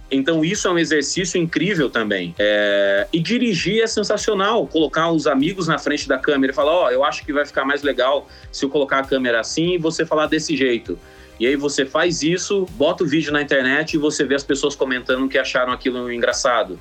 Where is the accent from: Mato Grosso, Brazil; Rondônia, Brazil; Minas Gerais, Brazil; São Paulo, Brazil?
Mato Grosso, Brazil; Sinop; also born or lived in Cuiabá; Eu nasci em Cuiabá, no, no Mato Grosso, na capital do Mato Grosso, mas eu cresci em Sinop, que é uma cidade a 500 quilômetros pro interior do Mato Grosso